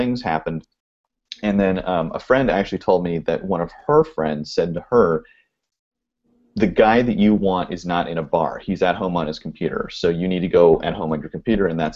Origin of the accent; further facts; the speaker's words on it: Oregon, United States; now in California, United States; I grew up in Oregon